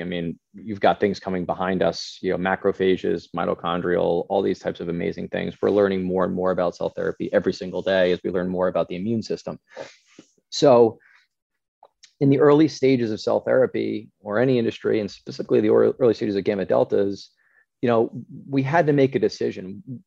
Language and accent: English; Scotland, United Kingdom; we're from Scotland